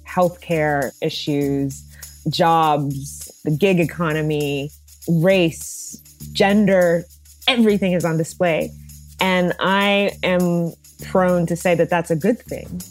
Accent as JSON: {"language": "English", "town": "Dallas", "region": "Texas", "country": "United States", "tie": "born or raised there", "moved": "yes", "said": "speaking to you now from, from Dallas, Texas, uh, which is my hometown"}